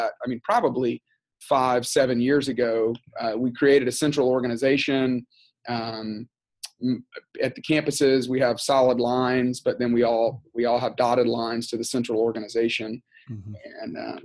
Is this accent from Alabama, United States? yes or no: yes; Tuscaloosa, Alabama, United States; moved away as an adult; also born or lived in Texas; now in Atlanta, United States; I grew up in Tuscaloosa, Alabama